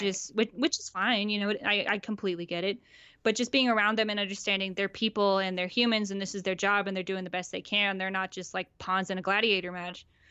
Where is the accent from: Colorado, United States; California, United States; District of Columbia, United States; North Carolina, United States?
Colorado, United States; Denver; also born or lived in Phoenix, Arizona / Flagstaff, Arizona; born in Phoenix and then moved to Denver in two thousand and gr-, like, grew up here, grew up with the Rockies and the Broncos